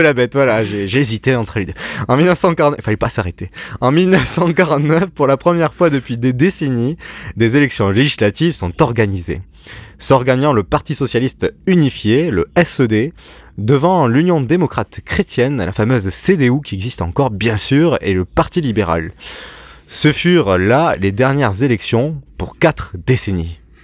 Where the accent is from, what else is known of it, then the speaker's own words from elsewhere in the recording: France; chez nous en France